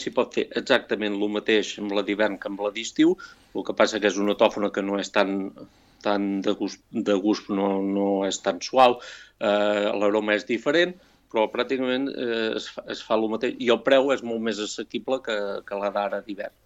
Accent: Sant Julià de Vilatorta / l'Esquirol, Catalonia, Spain; now in Vic, Spain; jo sóc fill de Sant de l'Esquirol

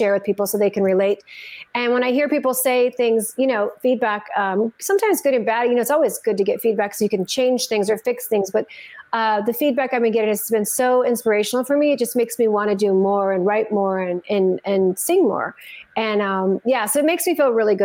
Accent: Santa Fe, New Mexico, United States; I grew up in Santa Fe, New Mexico

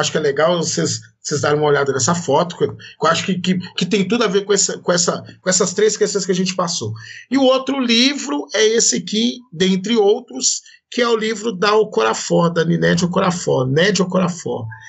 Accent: Belo Horizonte, Minas Gerais, Brazil; Eu sou de Belo Horizonte

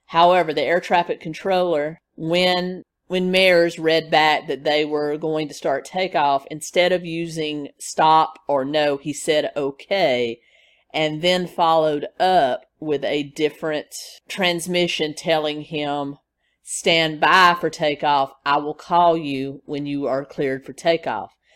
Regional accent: Nashville, Tennessee, United States; my hometown in Nashville, Tennessee

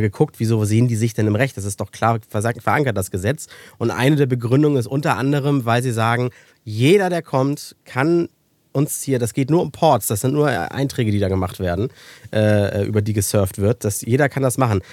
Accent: Germany; bei uns in Deutschland

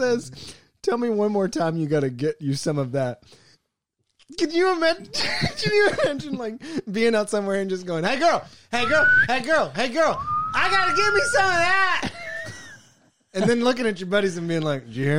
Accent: Kentucky, United States; So we are all from Kentucky

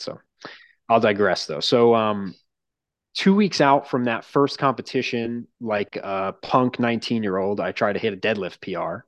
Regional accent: Long Island, New York, United States; I grew up on Long Island

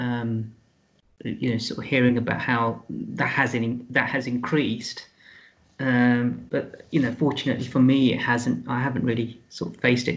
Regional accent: London, United Kingdom; I was born in London.

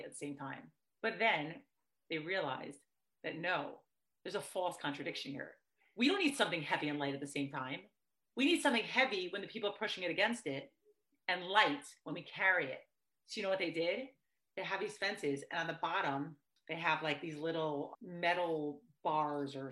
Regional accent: New York, United States; I grew up in New York

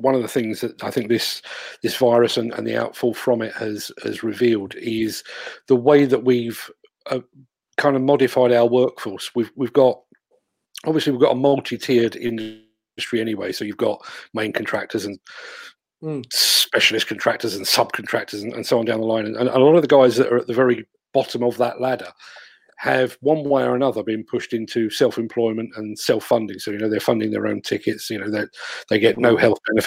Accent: England, United Kingdom; I'm a Brit

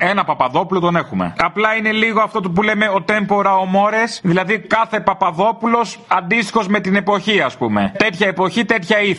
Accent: Corfu, Ionian Islands, Greece; Είμαι από την Κέρκυρα.

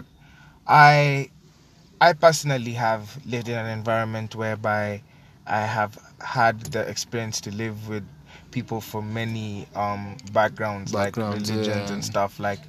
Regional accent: Kenya; I personally think that being a Kenyan

